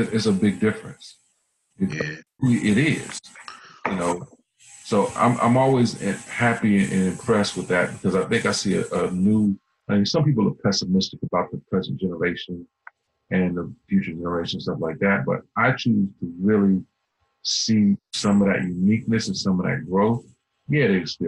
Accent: Alexandria, Virginia, United States; I grew up in Alexandria

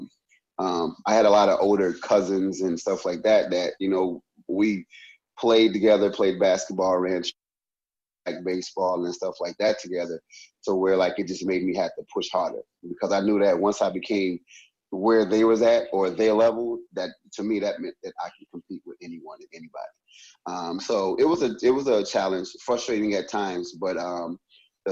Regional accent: Louisiana, United States; moved away as an adult; now in Rockford, United States; I was born and I grew up in Louisiana, small town in Louisiana

